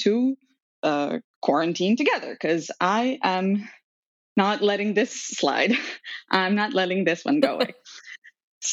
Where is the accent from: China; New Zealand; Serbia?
Serbia; moved away as an adult; also born or lived in North and South America; now in New York, United States; I was born and raised in Serbia